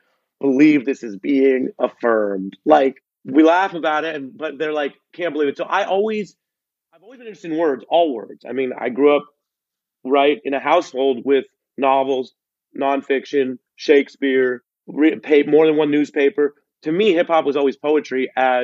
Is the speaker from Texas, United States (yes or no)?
no; Seattle, Washington, United States; I'm from Seattle